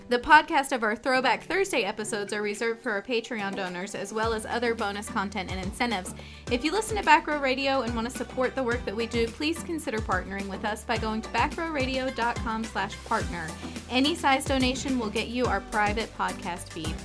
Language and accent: English; North Carolina, United States; My parents were both raised in the Maryland area, but I was raised in North Carolina